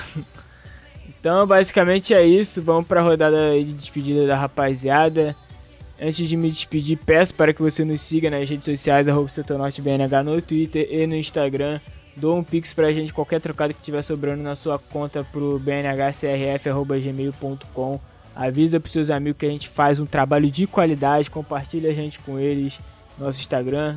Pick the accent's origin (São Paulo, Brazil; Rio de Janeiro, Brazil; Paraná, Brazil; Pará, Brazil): Rio de Janeiro, Brazil; a gente é do Rio